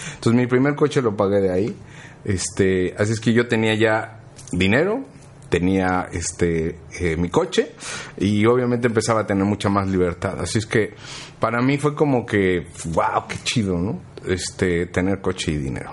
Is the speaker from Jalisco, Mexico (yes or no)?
no; Mexico City, Mexico; yo soy del DF, entonces en el DF yo estudié